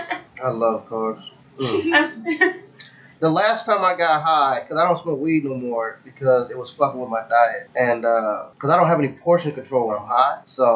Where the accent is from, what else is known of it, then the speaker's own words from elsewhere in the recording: Florida, United States; accent: southern; moved away; I'm originally from Florida.